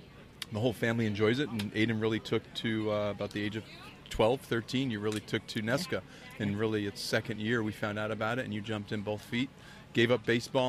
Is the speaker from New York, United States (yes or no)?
no; Norton, Massachusetts, United States; Norton, Massachusetts.